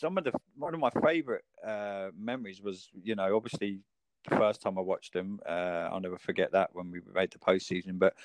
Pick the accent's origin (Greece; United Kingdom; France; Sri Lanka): United Kingdom; most of us in the UK.